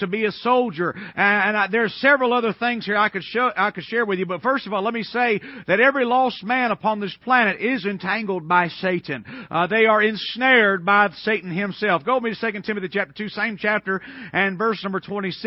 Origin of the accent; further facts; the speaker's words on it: Atlanta, Georgia, United States; I was raised in Atlanta, Georgia, east of Atlanta, and I went to the public school system there all of my life